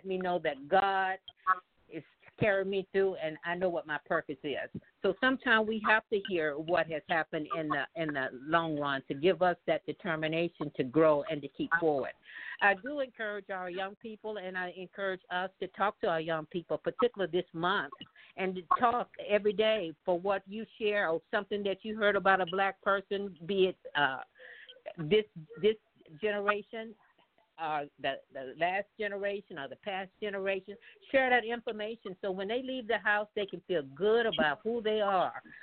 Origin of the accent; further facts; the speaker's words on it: Mississippi, United States; moved away; I came from Mississippi, and we did not have no black or nothing in the books. We had hand-me-downs, and the books that we did have, half the pages was tore out.